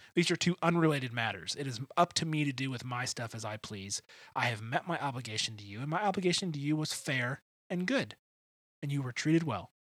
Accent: Grosse Pointe, Michigan, United States; I grew up in Metro Detroit. I grew up in a town called Grosse Pointe

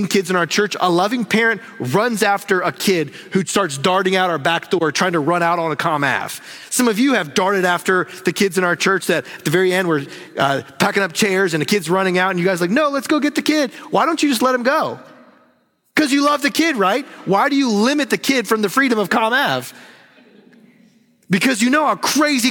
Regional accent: North Carolina, United States; I'm from the South and from North Carolina

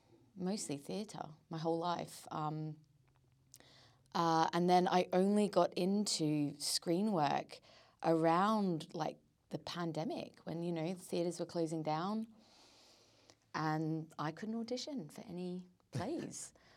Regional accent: Australia; now in London, United Kingdom; I come back to London, everyone's like, wow, you sound Australian. And I'm like, well, I should because I am Australian. And then, when I haven't been home back to Australia for a bit, I go back there and they're like, you sound really English.

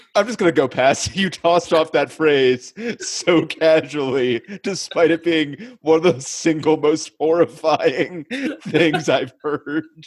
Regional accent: Littleton, Colorado, United States; Zach and I both being from Littleton

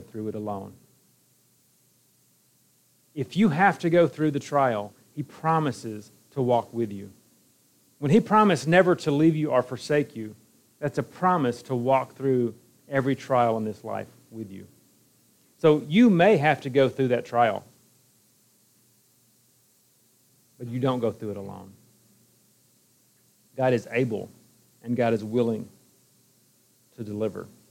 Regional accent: Alabama, United States; moved away as an adult; also born or lived in Iowa; now in Kumamoto, Japan; I'm from Alabama

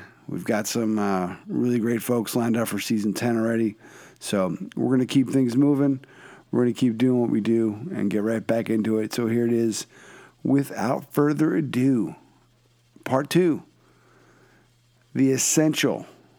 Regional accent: Philadelphia, Pennsylvania, United States; … from my hometown, city of brotherly love, Philadelphia. It's the place to be.

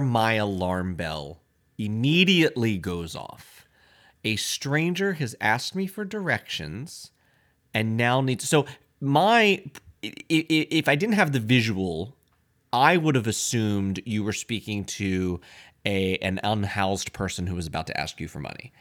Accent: Lancaster, Pennsylvania, United States; moved away; I grew up in Lancaster, Pennsylvania

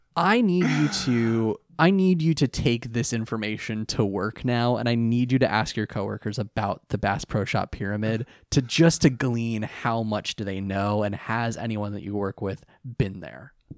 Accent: near Monterey Bay, California, United States; I grew up near the Monterey Bay Aquarium.

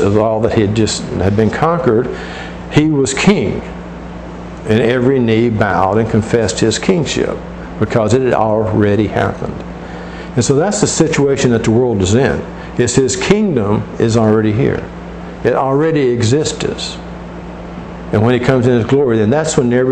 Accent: United States; our citizenship as in the United States

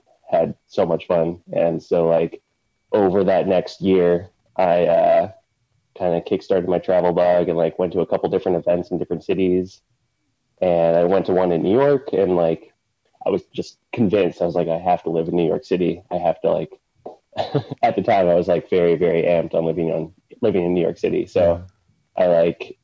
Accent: Canada; moved away as an adult; also born or lived in Vancouver, Canada; now in Chicago, United States; I was born in Canada

